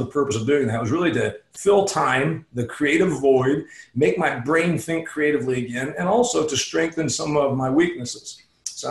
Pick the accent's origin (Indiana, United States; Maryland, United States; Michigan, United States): Indiana, United States; Huntington; also born or lived in Phoenix, Arizona; my hometown of Huntington, Indiana. I live here half the year. I live in Phoenix the other half of the year